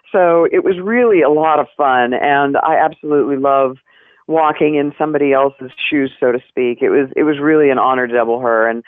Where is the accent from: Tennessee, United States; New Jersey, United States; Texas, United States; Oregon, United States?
Tennessee, United States; Knoxville; I grew up in Knoxville, Tennessee. Go Vols!